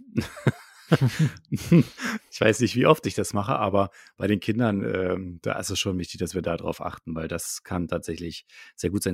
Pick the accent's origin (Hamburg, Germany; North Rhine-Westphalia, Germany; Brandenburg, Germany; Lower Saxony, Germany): Brandenburg, Germany; Potsdam; moved away as an adult; now in Berlin, Germany; aus Potsdam, äh, aus meiner Heimatstadt